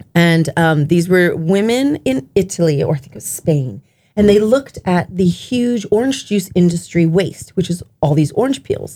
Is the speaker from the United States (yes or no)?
no; Japan; growing up in Japan